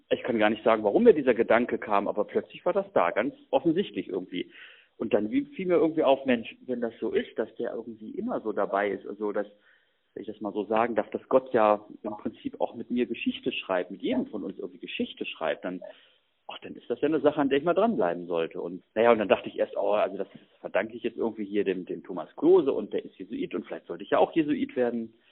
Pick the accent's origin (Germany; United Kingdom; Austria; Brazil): Germany; Hanover, Lower Saxony; born there; ich komme gebürtig aus Hannover und da gab es eben auch so eine Stadtgruppe von der KSJ.